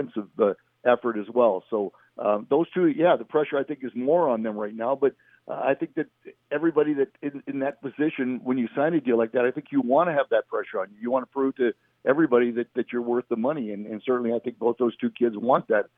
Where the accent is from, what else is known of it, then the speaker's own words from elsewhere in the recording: Western Canada, Canada; we're all from the West